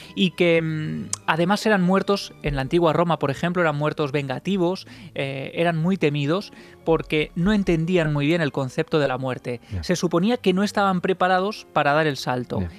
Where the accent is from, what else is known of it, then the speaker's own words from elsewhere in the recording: Ciudad Real, Castilla-La Mancha, Spain; yo soy de Ciudad Real